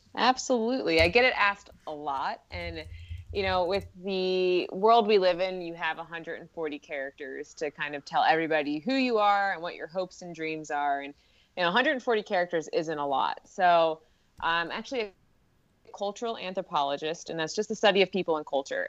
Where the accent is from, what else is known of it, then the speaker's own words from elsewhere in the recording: Philadelphia, Pennsylvania, United States; I'm from Philadelphia